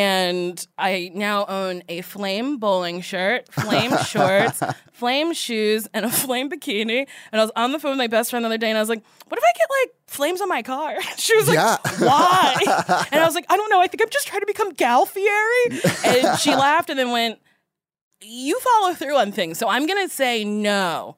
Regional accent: New Jersey, United States; I'm from Jersey

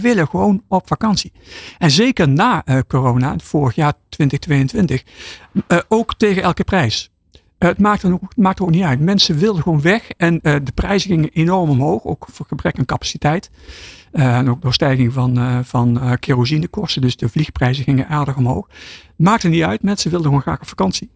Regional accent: Netherlands; als, als Nederlander

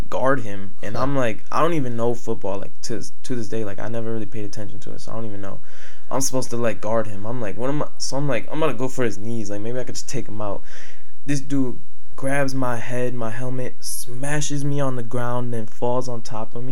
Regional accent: Richmond Heights, Ohio, United States; also born or lived in Westlake, Ohio; I grew up in Richmond Heights

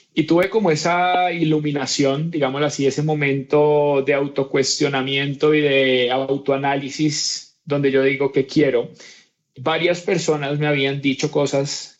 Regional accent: Cali, Valle del Cauca, Colombia; niño pues nací en Cali, Colombia

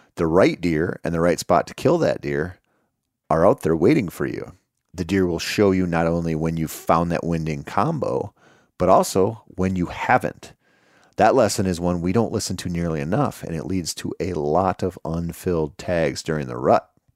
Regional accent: Minnesota, United States; in my home state of Minnesota

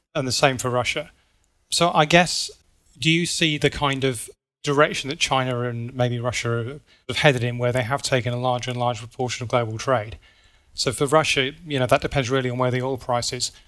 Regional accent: United Kingdom; So I'm British

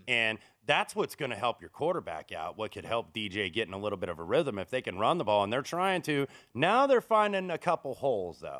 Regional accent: Indianapolis, Indiana, United States; moved away; my hometown of Indianapolis

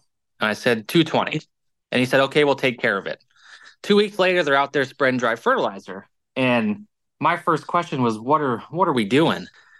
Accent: Illinois, United States; moved away as an adult; also born or lived in Kansas / North Central Iowa; now in Iowa, United States; So I'm originally from Illinois and I went to the Kansas State University.

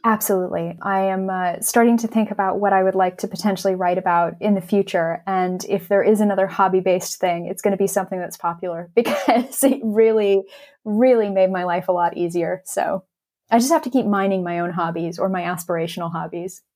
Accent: Los Angeles, California, United States; moved away as an adult; now in England; I grew up in Los Angeles

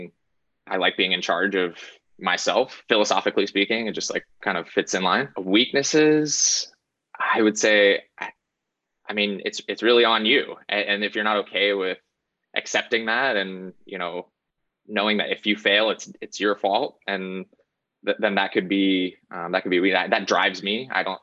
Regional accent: Virginia, United States; also born or lived in North Carolina; The first 7 years of my life were in North Carolina, and then we moved to Virginia. My dad was military, and then I spent my formative years in Virginia.

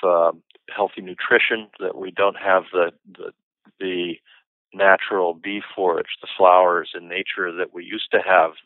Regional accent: Seattle, Washington, United States; now in Northern California, United States; I'm actually originally from Seattle, and I'm used to a month or so of rain without stopping, but since moving down to California

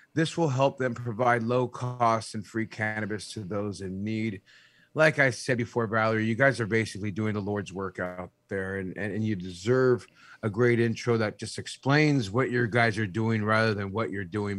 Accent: San Jose, California, United States; I'm originally from San Jose

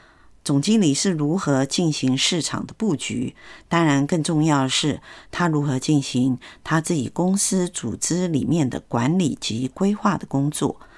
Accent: Taiwan; 尤其是台湾人、国际人士都说我们台湾人很温和嘛，

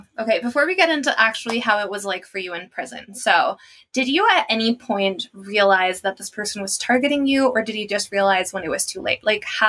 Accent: Mexico; I come from Mexico, like you know, and here in Mexico

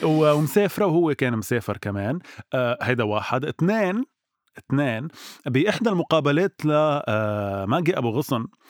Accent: Lebanon; نحن كشعب لبناني وعربي بشكل عام

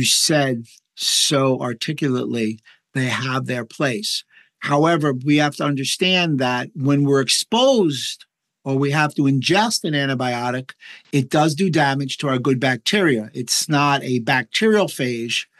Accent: New York, United States; I'm from New York

